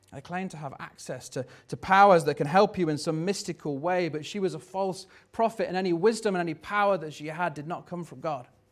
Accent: Tamworth, West Midlands, United Kingdom; where are you from?" and you go, "Oh, Tamworth

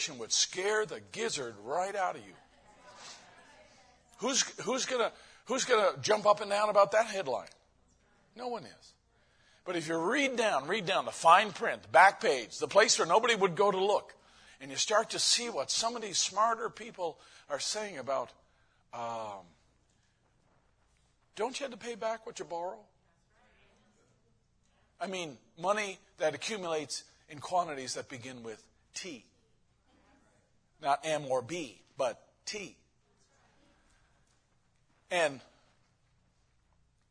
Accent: Newfoundland and Labrador, Canada; now in United States; My hometown was the nearest town to the sinking of the Titanic.

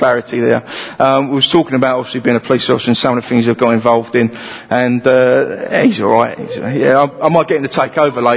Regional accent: London, United Kingdom; moved away as an adult; also born or lived in Romford; I come from East London, as you can probably tell with the accent

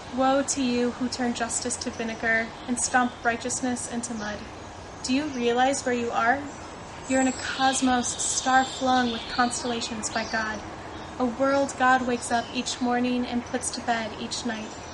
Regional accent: Indiana, United States; moved away; I'm from Indiana in the United States

